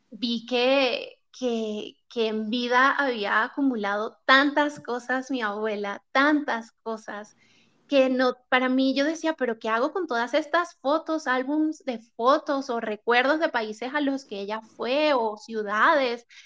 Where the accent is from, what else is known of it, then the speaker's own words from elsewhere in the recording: Venezuela; now in Chile; Luego, el otro como acontecimiento fue cuando me mudé de Venezuela a Chile y me enfrenté a la realidad de que tenía que meter prácticamente mi vida en dos maletas.